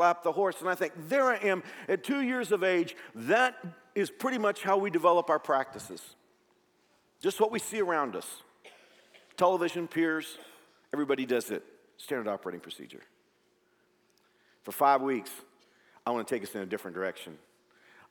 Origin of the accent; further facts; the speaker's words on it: Fort Worth, Texas, United States; now in Kansas, United States; Fort Worth is my hometown